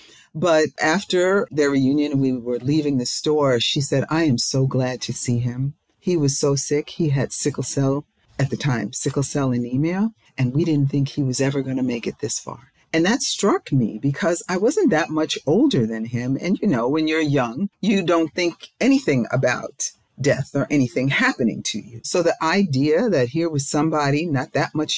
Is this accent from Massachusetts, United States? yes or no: no; New York, United States; now in Maryland, United States; I'm not from Maryland, I'm from New York